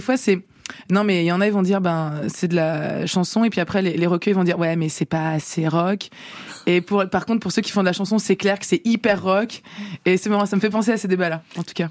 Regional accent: France; also born or lived in Poland (ancestry); je suis française, en fait. Euh, d'ailleurs, euh, française d'origine polonaise

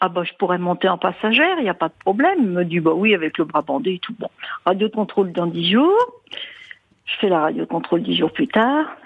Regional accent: Pays de la Loire, France; Je suis d'Anjou.

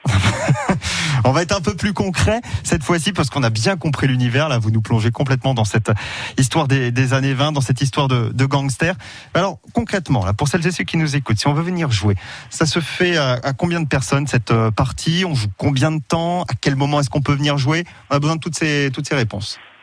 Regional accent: Sarthe, Pays de la Loire, France; chez nous en Sarthe

